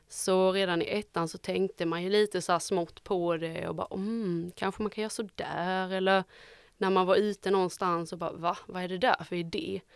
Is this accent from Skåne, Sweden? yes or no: yes; Osby, Skåne, Sweden; Jag är från Osby